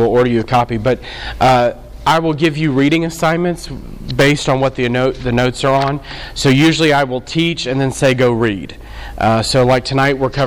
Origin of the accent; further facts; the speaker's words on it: New Orleans, Louisiana, United States; we're from New Orleans, so we've been in all of it.